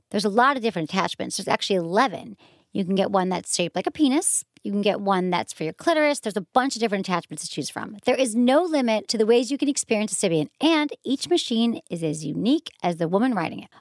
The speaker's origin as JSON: {"language": "English", "region": "Michigan", "country": "United States", "said": "I'm from Michigan"}